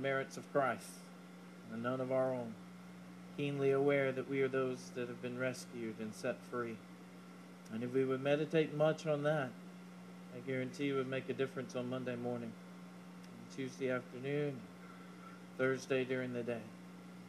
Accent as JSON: {"language": "English", "town": "Leesville", "region": "Louisiana", "country": "United States", "tie": "born or raised there", "said": "growing up in Leesville"}